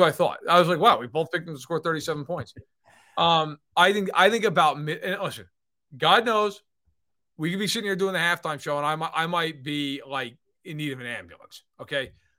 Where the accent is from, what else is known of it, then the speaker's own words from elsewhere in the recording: New York, United States; Yes, and I'm of course from New York. So for me, like, I always grew up like when the ball dropped, it was actually your New Year.